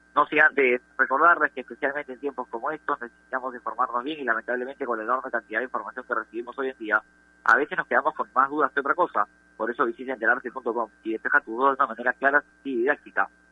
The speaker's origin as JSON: {"language": "Spanish", "country": "Peru", "said": "Nosotros somos de Perú"}